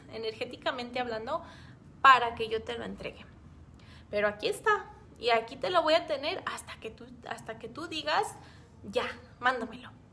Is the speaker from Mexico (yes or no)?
yes; Mexico; aquí en, México